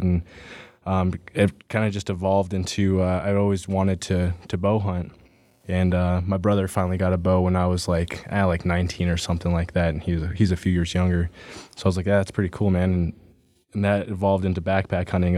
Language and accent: English; Pueblo West, Colorado, United States; I'm from Colorado. Uh, grew up in southern Colorado, down in, uh, Pueblo West